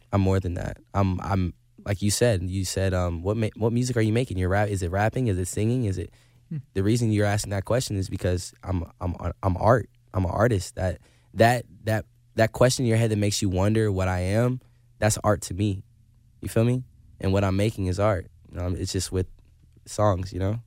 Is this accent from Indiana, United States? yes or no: yes; Indiana, United States; I'm a kid from Indiana